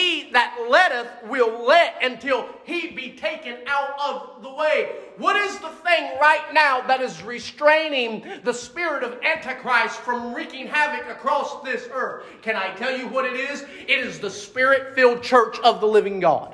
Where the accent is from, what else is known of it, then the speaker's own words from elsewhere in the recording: United States; as a kid growing up in America